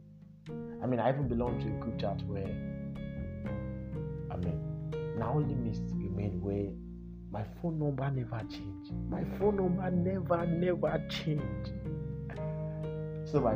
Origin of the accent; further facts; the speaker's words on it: Nigeria; our shared experiences as Nigerians